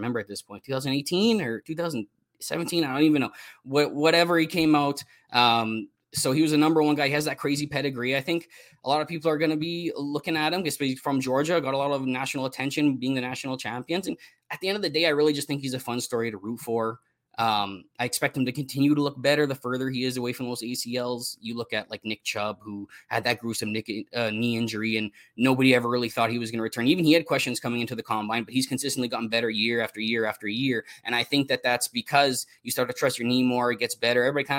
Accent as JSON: {"language": "English", "country": "Canada", "said": "I'm from Canada"}